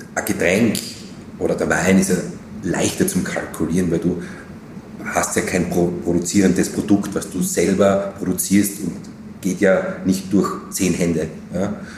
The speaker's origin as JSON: {"language": "German", "town": "Graz", "region": "Styria", "country": "Austria", "tie": "born or raised there", "moved": "yes", "lives_now": "Vienna, Austria", "said": "als Grazer, als Steirer"}